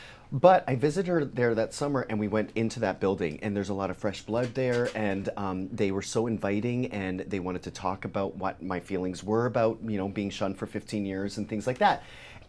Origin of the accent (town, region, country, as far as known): Canada; now in United States